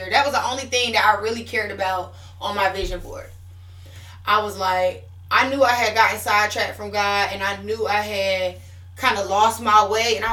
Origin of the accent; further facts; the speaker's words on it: Puerto Rico; So I got saved in June after I came from Puerto Rico